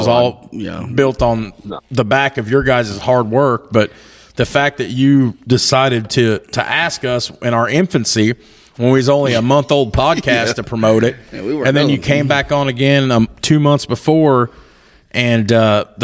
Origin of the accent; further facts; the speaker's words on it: Indiana, United States; I'm from Indiana